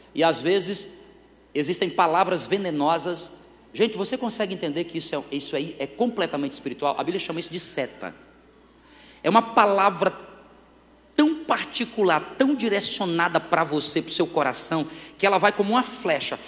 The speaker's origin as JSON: {"language": "Portuguese", "town": "Fortaleza", "region": "Northeast Region", "country": "Brazil", "moved": "as an adult", "lives_now": "Northern Region, Brazil", "said": "Eu sou nordestino"}